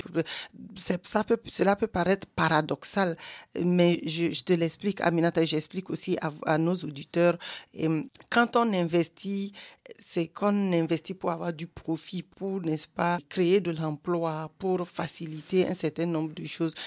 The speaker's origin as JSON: {"language": "French", "country": "Togo", "tie": "born or raised there", "moved": "yes", "lives_now": "Germany", "said": "au Togo et dans mon pays natal"}